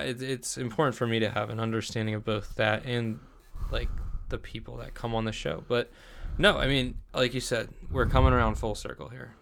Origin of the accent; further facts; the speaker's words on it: New Jersey, United States; moved away; I come from New Jersey